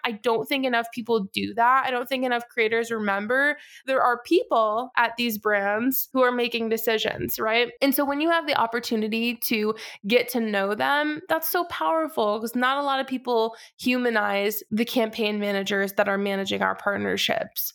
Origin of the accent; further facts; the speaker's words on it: Massachusetts, United States; moved away as an adult; now in Charlotte, United States; I am from Massachusetts, born and raised